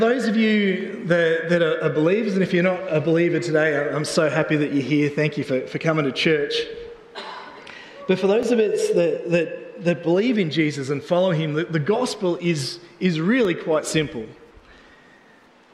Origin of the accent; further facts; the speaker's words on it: Australia; we're from Australia